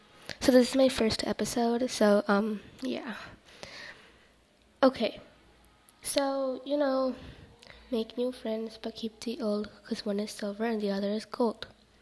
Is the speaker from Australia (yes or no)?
no; India; so I'm Indian, so that's why, you know, I speak in a different language.